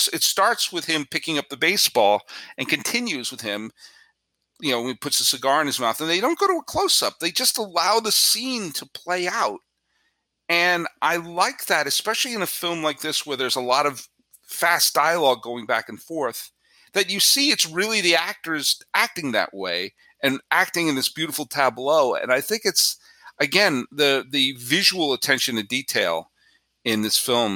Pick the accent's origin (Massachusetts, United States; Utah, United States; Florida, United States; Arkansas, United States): Massachusetts, United States; Weston; I grew up in Weston, Massachusetts